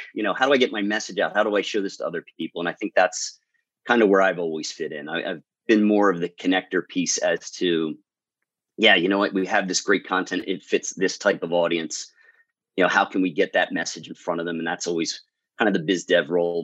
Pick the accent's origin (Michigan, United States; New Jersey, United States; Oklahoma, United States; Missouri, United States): New Jersey, United States; Southern Jersey. I am a Southern Jersey guy. So I am located about 20, 25 minutes outside of Philadelphia.